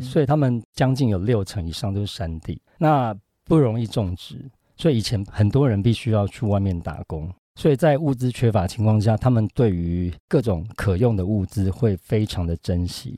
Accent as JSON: {"language": "Chinese", "country": "Taiwan"}